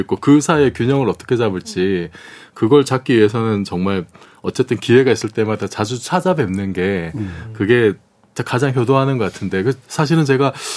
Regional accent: Busan, South Korea; moved away; 제 고향이 부산인데

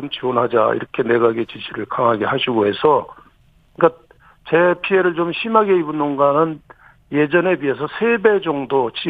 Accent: Cheonan, South Chungcheong, South Korea; 그 성환이면 제 고향입니다.

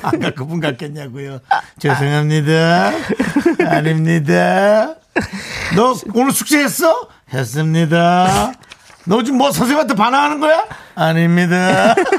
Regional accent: Gangwon, South Korea; accent: Gangwon dialect; 제 고향 강원도 사투리에

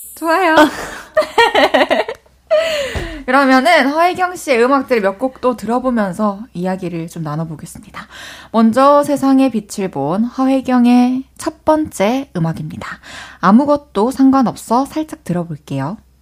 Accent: Changwon, South Gyeongsang, South Korea; 저도 마산 사람이어가지고 어. 아구찜 어렸을 때 진짜 많이 먹으면서 자랐거든요.

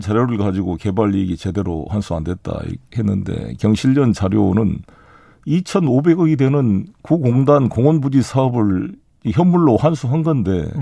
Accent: South Jeolla, South Korea; 제 고향인 전남 공으로 갑니다.

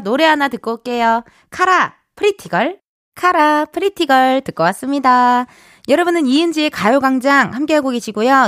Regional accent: Incheon, South Korea; 저도 인천 출신이다 보니까요

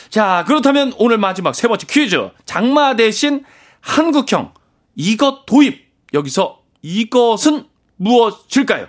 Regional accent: Hoengseong, Gangwon, South Korea; 제가 강원도 횡성의 고향 거기서 태어났잖아요

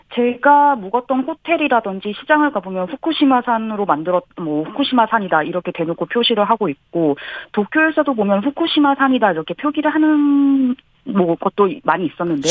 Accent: South Korea; moved away as an adult; now in Tokyo, Japan; 제가 이제 한국인이니까

